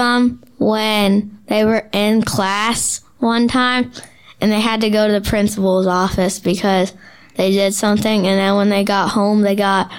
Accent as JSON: {"language": "English", "region": "Georgia", "country": "United States", "said": "I'm from Georgia."}